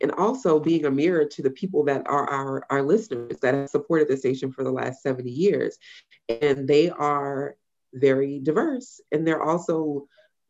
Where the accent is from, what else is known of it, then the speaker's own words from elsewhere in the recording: Louisiana, United States; a woman born and raised in Louisiana